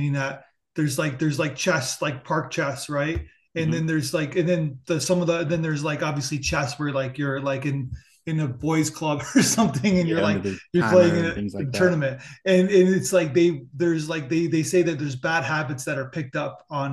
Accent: Niagara Falls, Ontario, Canada; also born or lived in New York City; I'm from Canada, from Niagara Falls

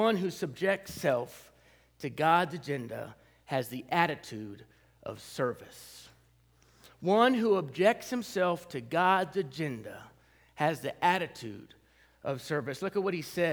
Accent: Southern California, United States; moved away as an adult; also born or lived in Denver, Colorado / Wyoming; now in Paducah, Kentucky, United States; I grew up in Southern California

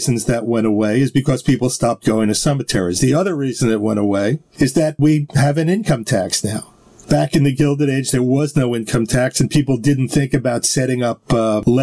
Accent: New York City, New York, United States; I'm a journalist, author, New Yorker

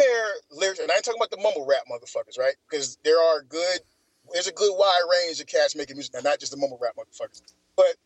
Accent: Atlanta, Georgia, United States; growing up in the '90s in Atlanta

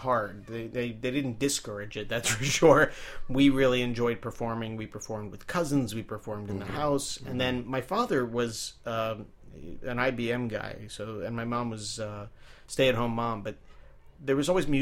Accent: Rockville, Maryland, United States; moved away as an adult; also born or lived in New Jersey; I grew up, since I was eight, I grew up in Rockville, Maryland, right outside of D.C.

